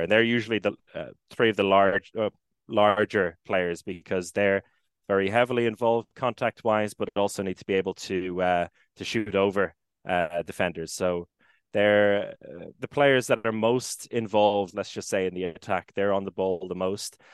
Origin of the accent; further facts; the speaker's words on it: Maynooth, County Kildare, Ireland; moved away as an adult; now in Gothenburg, Sweden; my hometown in Maynooth in Kildare